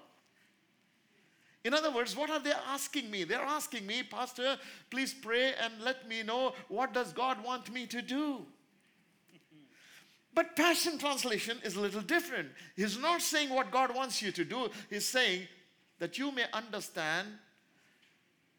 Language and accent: English; India; in India, being an Indian